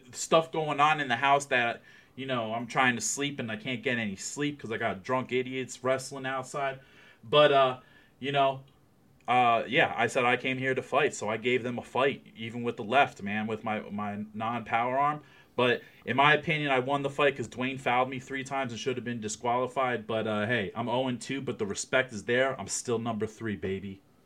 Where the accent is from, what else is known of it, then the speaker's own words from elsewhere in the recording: New Jersey, United States; now in Ohio, United States; I'm actually originally from New Jersey